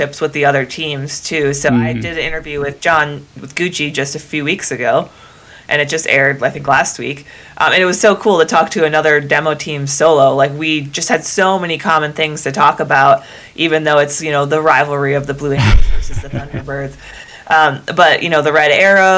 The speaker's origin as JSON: {"language": "English", "region": "Northern Wisconsin", "country": "United States", "said": "I'm from Northern Wisconsin, which is practically Canada."}